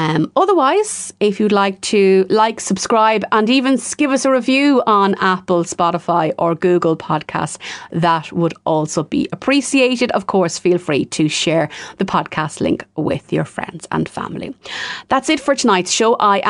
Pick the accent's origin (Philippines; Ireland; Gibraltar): Ireland; But, you know, we are Irish women and we do have a particular love affair with minding our hair.